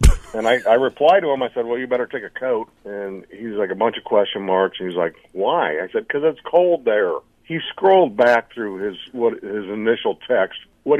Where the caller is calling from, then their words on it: Urbandale, Iowa, United States; in Urbandale.